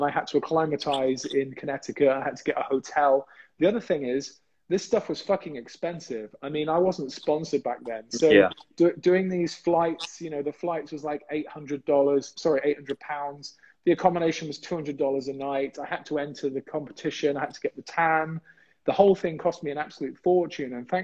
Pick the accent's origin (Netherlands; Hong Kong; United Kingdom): United Kingdom; England; I was the only English guy there